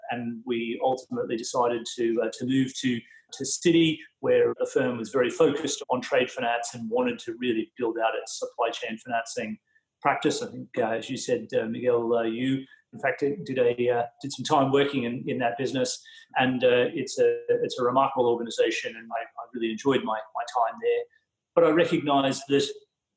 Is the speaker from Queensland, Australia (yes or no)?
yes; Bundaberg, Queensland, Australia; moved away; Bundaberg in Queensland, my hometown.